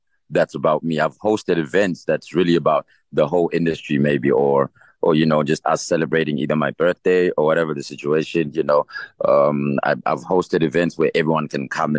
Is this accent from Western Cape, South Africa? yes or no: no; East Rand, Gauteng, South Africa; also born or lived in Katlehong; I'm from the East Rand